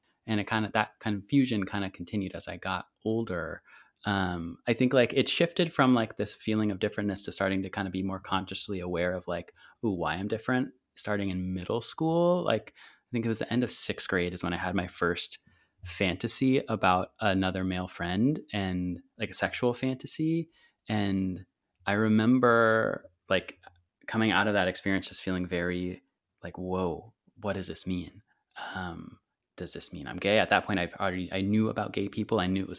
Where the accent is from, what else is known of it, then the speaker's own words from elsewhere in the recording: Santa Cruz, California, United States; oh, that must have been like a breeze growing up in Santa Cruz.